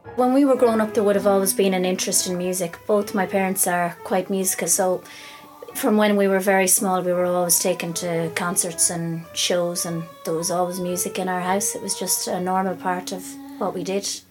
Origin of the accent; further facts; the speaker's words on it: Kilkenny, Leinster, Ireland; now in Castlecomer, Ireland; I'm originally from Kilkenny, but I'm living in Castlecomer